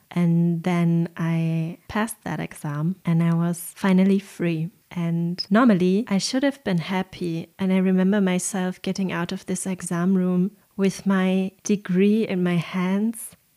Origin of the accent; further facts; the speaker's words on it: Germany; accent: German; English is a second language; my horrible German accent in English